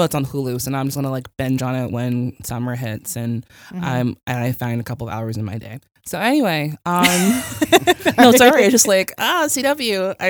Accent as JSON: {"language": "English", "town": "Chicago", "region": "Illinois", "country": "United States", "said": "We're from Chicago, okay?"}